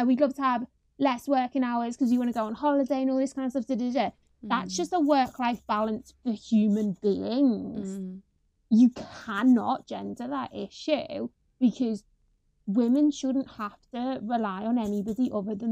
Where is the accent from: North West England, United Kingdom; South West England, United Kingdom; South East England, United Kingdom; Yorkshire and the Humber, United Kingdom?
North West England, United Kingdom; Liverpool; moved away as an adult; now in London, United Kingdom; the area I'm in now isn't dissimilar to the one I grew up in Liverpool